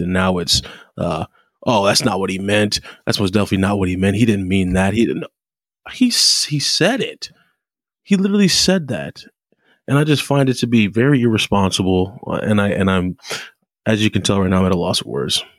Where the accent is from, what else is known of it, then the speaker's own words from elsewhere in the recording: United States; us Americans